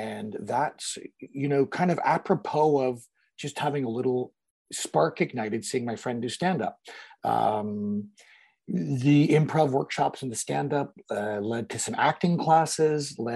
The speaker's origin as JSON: {"language": "English", "town": "London", "region": "Ontario", "country": "Canada", "tie": "born or raised there", "said": "I grew up in London, Ontario, Canada"}